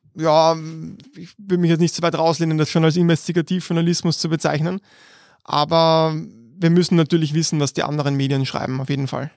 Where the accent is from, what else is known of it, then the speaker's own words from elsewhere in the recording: Vienna, Austria; wir sind beide aus Meidling und wir sind um die Ecke sogar voneinander aufgewachsen